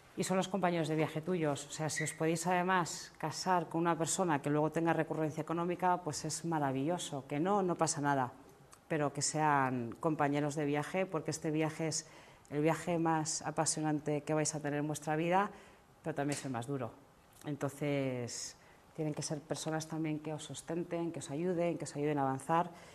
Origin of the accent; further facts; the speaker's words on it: Spain; yo soy una emprendedora española